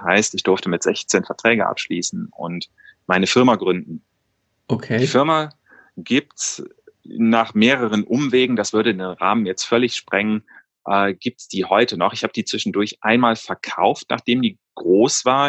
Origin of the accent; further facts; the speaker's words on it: Cologne, North Rhine-Westphalia, Germany; also born or lived in New York; Ich bin ursprünglich gebürtiger Kölner